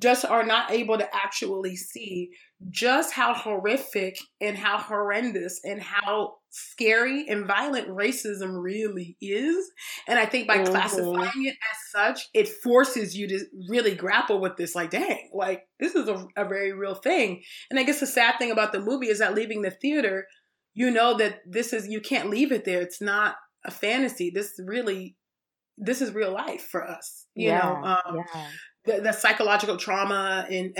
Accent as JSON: {"language": "English", "region": "California", "country": "United States", "tie": "born or raised there", "said": "I was born in California"}